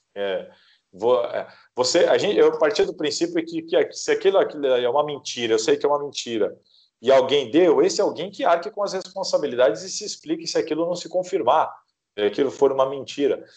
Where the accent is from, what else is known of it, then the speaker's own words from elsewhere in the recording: Santos, São Paulo, Brazil; eu sou de Santos, Inclusive, apesar de trabalhar em São Paulo há muitos anos, eu continuo morando em Santos